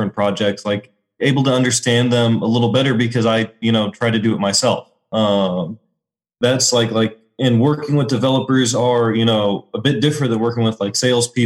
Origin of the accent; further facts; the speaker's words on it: Springfield, Missouri, United States; moved away as an adult; also born or lived in New York; now in Des Moines, United States; I grew up in Springfield, Missouri